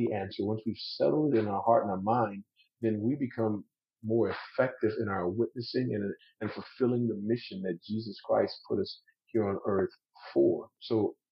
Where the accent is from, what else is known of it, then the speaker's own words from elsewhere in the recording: South Louisiana, United States; I'm from South Louisiana